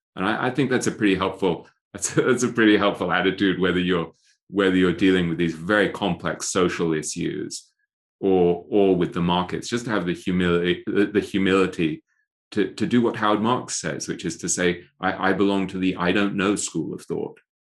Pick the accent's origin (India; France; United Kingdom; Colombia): United Kingdom; England; accent: English; moved away; I grew up in England, right, where, and I went to Eton